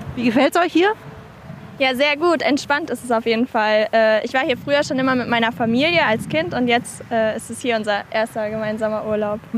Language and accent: German; near Frankfurt, Hesse, Germany; wir kommen aus Frankfurt, aus der Nähe von Frankfurt